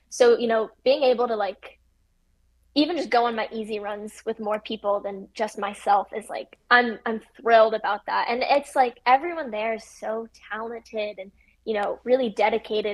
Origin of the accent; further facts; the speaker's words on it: Midwest, United States; growing up in the Midwest